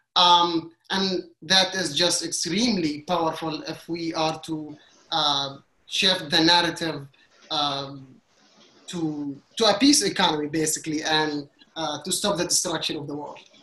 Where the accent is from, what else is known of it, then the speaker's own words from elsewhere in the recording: Qatar; moved away as an adult; now in New York City, United States; I was born and raised in Qatar for Egyptian parents